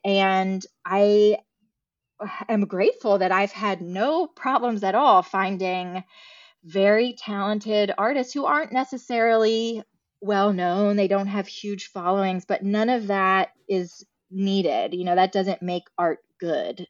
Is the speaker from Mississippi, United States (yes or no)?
no; Alexandria, Virginia, United States; moved away as an adult; now in Charleston, United States; I did grow up right outside of D C, um, in Alexandria, Virginia